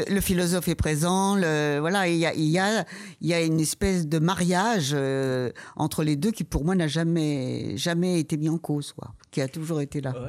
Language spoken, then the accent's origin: French; Paris, Île-de-France, France; quand on est parisienne